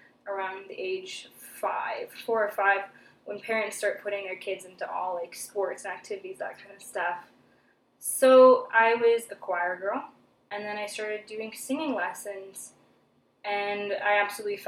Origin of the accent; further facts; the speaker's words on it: Thunder Bay, Ontario, Canada; now in Toronto, Canada; I'm from Thunder Bay, Ontario. Lived there until I was 21 years old. Moved to Toronto